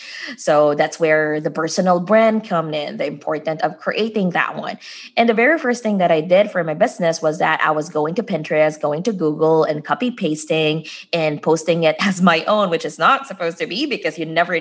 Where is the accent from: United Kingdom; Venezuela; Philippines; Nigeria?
Philippines; moved away as an adult; now in United States; when I came here in the US, I'm originally from the Philippines